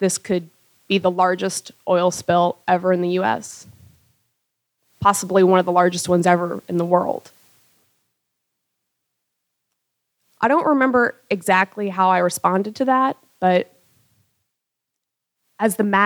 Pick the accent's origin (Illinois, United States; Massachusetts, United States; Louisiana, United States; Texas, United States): Louisiana, United States; I was from Louisiana and my work was in wetlands